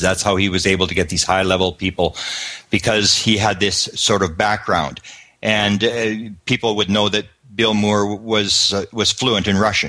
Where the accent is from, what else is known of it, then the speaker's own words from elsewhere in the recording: Canada; I come from Canada